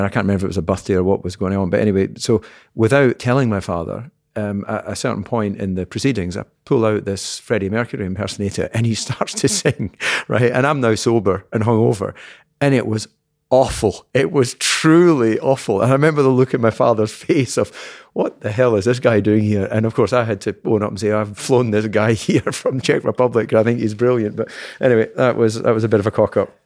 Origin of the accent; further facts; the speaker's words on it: Scotland, United Kingdom; being Scottish